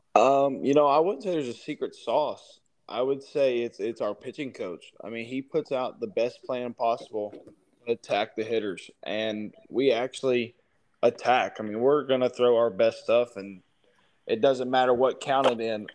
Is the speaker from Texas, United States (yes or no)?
yes; Texas, United States; growing up in Texas, I mean, I'm a huge Rangers fan